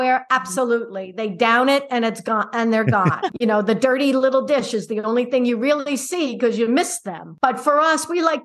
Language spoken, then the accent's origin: English; Long Island, New York, United States; also born or lived in Phoenix, Arizona; now in Lucca, Italy; growing up on Long Island in the suburbs, apartment living is something I never experienced.